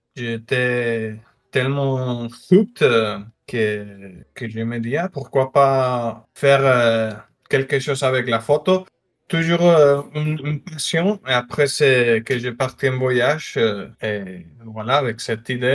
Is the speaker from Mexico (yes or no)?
yes; northern Mexico, Mexico; moved away; je suis mexicain, du nord du Mexique, euh, frontière avec les États-Unis